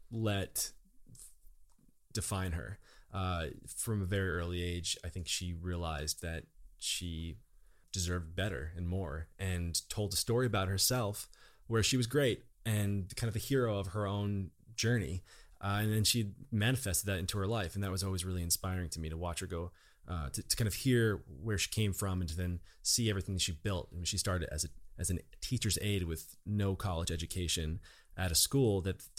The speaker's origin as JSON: {"language": "English", "town": "Toms River", "region": "New Jersey", "country": "United States", "tie": "born or raised there", "said": "So New Jersey, I grew up in Toms River, New Jersey. I'd say just working class, middle class town."}